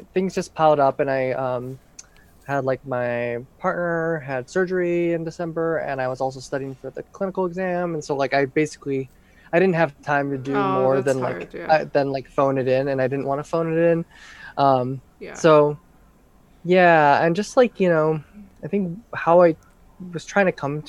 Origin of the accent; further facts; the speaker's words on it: St. Louis, Missouri, United States; moved away as an adult; also born or lived in Oberlin, Ohio / Los Angeles, California; now in Oakland, United States; I'm from St. Louis, Missouri originally